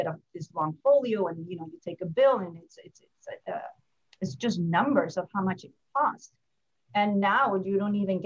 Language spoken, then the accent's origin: English; Guatemala; moved away as an adult; also born or lived in California; now in Atlanta, United States; I am from Guatemala, born and raised